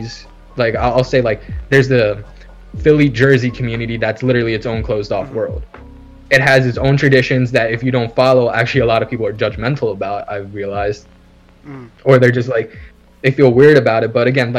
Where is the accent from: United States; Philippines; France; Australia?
Philippines; I am considered a Tagalog, which is like a certain part of, which is, okay, pretty much like what I am as a Filipino.